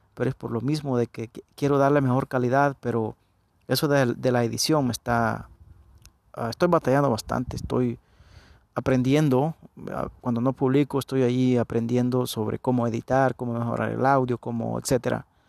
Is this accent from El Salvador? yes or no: yes; El Salvador; Yo nací en El Salvador, ya, ya no, ya no me preguntan de dónde soy. Soy del Salvador